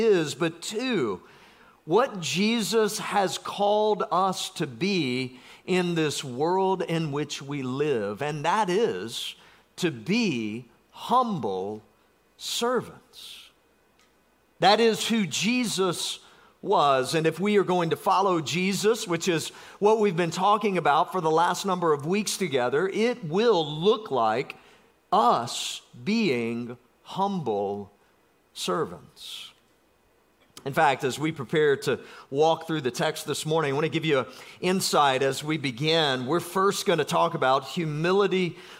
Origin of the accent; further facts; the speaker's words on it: South Georgia, United States; I'm from South Georgia